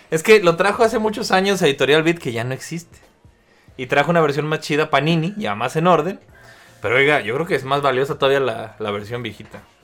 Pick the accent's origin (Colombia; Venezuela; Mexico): Mexico; aquí en México